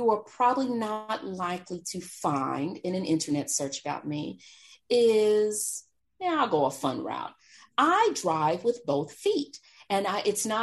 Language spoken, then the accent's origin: English; Texas, United States; Growing up in Texas, back in the day, my understanding was it was illegal.